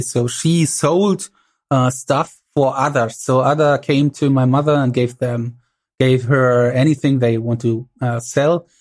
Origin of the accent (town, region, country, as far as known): East Germany, Germany